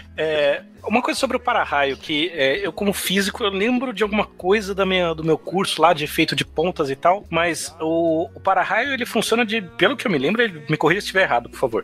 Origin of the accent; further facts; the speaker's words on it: São Paulo, Brazil; now in Natal, Brazil; como bom paulistano